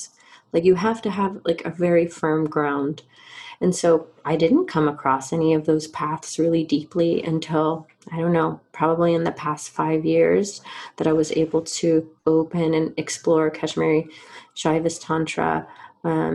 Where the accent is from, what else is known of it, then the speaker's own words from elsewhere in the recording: Georgia, United States; I grew up in Georgia